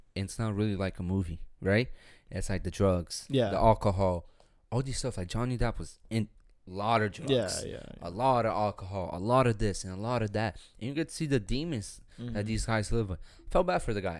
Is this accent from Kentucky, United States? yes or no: no; Port St. Lucie, Florida, United States; I'm from Port St. Lucie